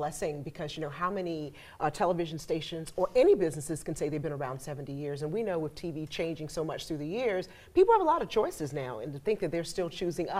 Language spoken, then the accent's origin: English; Riceboro, Georgia, United States; also born or lived in Savannah, Georgia; I grew up in this community. I'm from Riceboro and finished school here